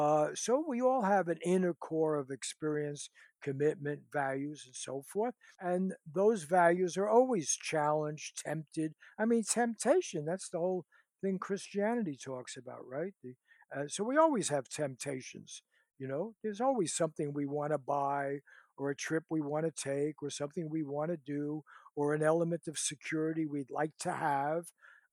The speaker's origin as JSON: {"language": "English", "town": "Bronx", "region": "New York", "country": "United States", "lives_now": "Los Angeles, United States", "said": "I came from the Bronx, you know, to L.A. I've been through the public school systems, and I teach at a wealthy college now."}